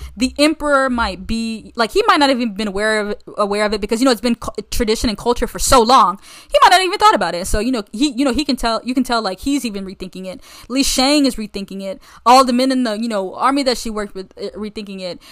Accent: United States; I'm American as they come

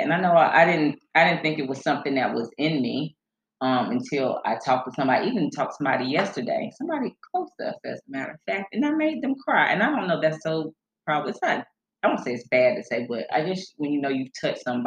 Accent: Charlotte, North Carolina, United States; born and raised in Charlotte

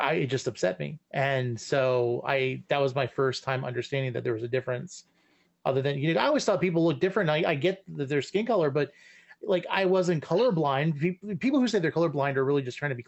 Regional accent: Arlington, United States; where I grew up living in Arlington

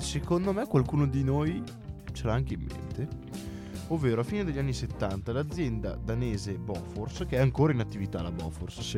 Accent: Voghera, Lombardy, Italy; nel mio paese, a Voghera

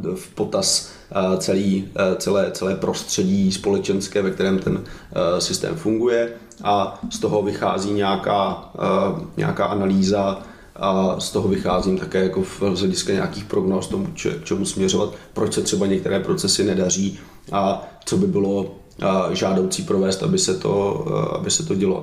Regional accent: Czechia; já jsem v České republice jsem Evropan, ale všude jinde jsem Čech, a jsem na to hrdý

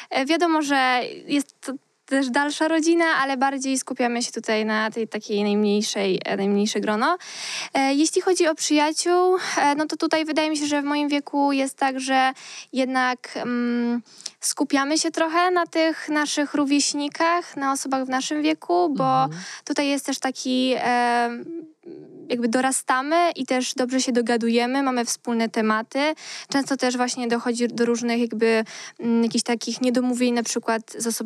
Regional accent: Lublin, Lublin Voivodeship, Poland; Ja z Lublina.

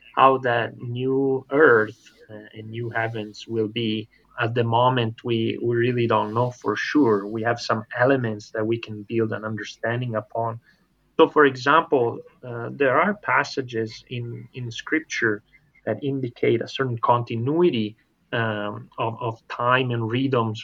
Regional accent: Italy; now in Loma Linda, United States; I'm originally from Italy

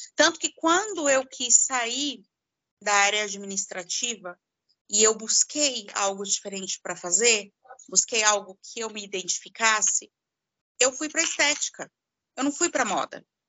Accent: São Paulo, Brazil; Eu sou de São Paulo

